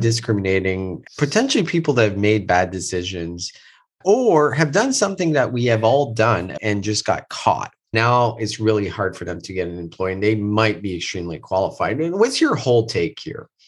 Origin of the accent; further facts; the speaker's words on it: Moncton, New Brunswick, Canada; moved away; I am in Moncton, New Brunswick, which is my hometown. I have not been here in almost three years